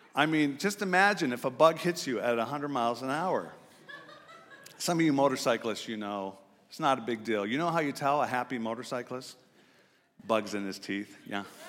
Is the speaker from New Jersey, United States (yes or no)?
no; Gig Harbor, Washington, United States; I grew up in Gig Harbor, just north of here